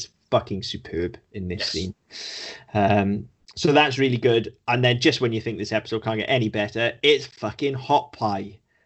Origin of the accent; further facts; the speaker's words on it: Wales, United Kingdom; I'm Welsh, not English.